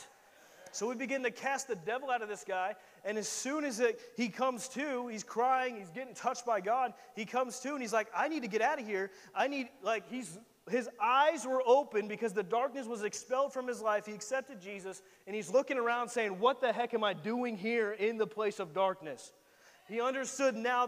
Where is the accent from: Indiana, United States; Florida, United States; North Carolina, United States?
Indiana, United States; I'm a boy from Indiana, from the middle of nowhere